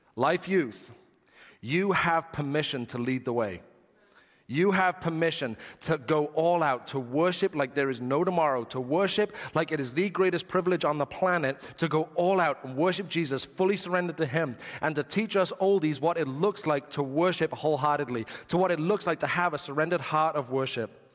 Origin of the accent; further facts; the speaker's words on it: England, United Kingdom; being English